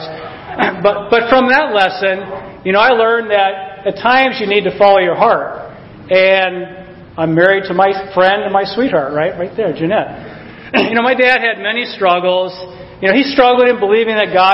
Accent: Alaska, United States; I was born in Alaska

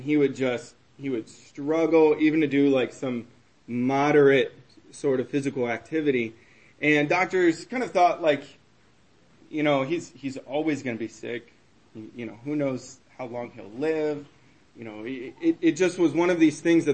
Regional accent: Texas, United States; now in Vermont, United States; I'm from Texas

